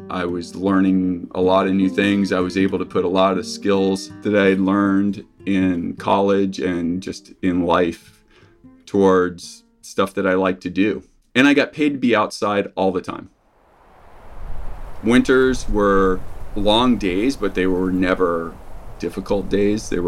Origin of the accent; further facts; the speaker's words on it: New Smyrna Beach, Florida, United States; moved away as an adult; also born or lived in Wisconsin; now in Kotzebue, United States; I grew up in New Smyrna Beach uh, on the east coast of Florida. I was always playing in the surf or in the tide pools in the intercoastal waterway.